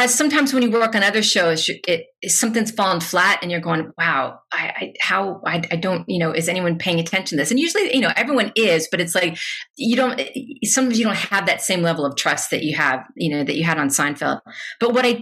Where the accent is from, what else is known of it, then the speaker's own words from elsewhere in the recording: Louisville, Kentucky, United States; moved away; I am from Louisville